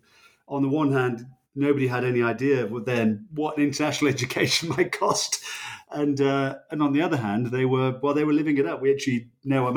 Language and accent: English; United Kingdom; moved away as an adult; now in United States; I'm British, but I've lived for a good many years in the US